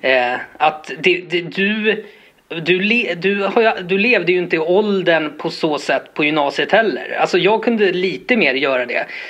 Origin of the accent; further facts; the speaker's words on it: Botkyrka, Stockholm County, Sweden; jag är uppvuxen i Botkyrka och var den här lilla Stockholmskillen med caps.